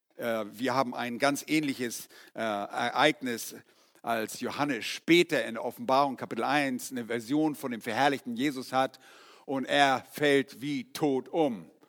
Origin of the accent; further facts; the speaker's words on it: Germany; also born or lived in Yukon, Canada; bei uns in Deutschland